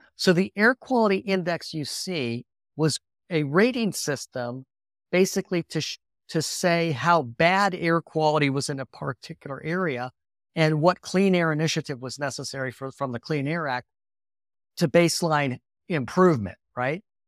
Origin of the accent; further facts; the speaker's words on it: Lake Michigan, northern Indiana, United States; I grew up on Lake Michigan, uh, kind of in northern Indiana